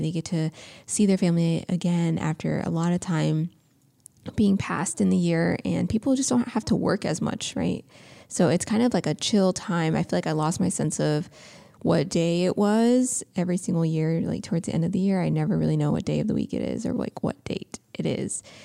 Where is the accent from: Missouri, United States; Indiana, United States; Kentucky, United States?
Indiana, United States; now in California, United States; we're from the Midwest, um, in Indiana